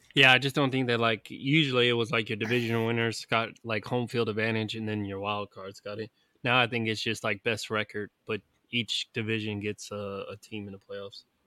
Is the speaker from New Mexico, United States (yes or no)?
no; California, United States; this neighboring city of my hometown